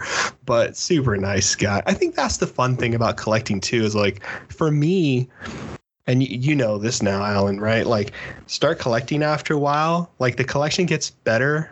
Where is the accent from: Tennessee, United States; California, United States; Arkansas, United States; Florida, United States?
Florida, United States; Miami; now in North Carolina, United States; I'm originally from Miami, Florida